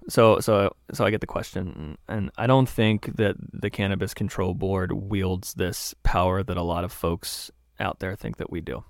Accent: Maryland, United States; moved away as an adult; also born or lived in Springfield, Massachusetts / South Carolina / Baltimore; now in Vermont, United States; I was born in Springfield, Massachusetts. I grew up in Maryland on a farm

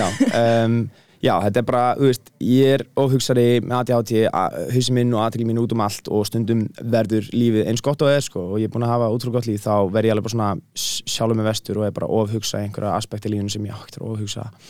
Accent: Iceland; réttar sagt er ég hálf bretti og hálf íslningur en þú veist, ég er búin að búa aðna hérna í laðlæmina þannig að ég myndi segja að ég var miklu meira íslningu frekar en brettið

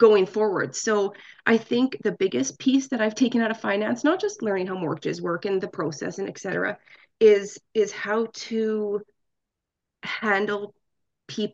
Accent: Alberta, Canada; I am born and raised in Alberta

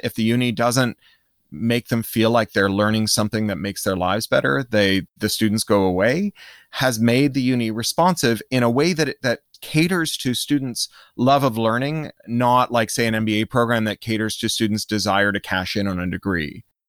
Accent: Canada; moved away; also born or lived in United States / United Kingdom; I grew up in Canada and then in the U S and then spent thirteen years in the U K

